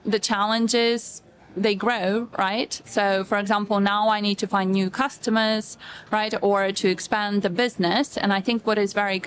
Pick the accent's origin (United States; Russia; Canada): Russia; now in United Kingdom; I was born in Russia and I was brought up to be a housewife